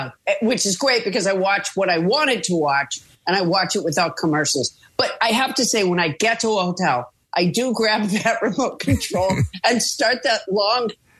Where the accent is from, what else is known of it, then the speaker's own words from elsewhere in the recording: Massachusetts, United States; moved away as an adult; now in Santa Monica, United States; I'm from Massachusetts. And so, you know, so I grew up with humidity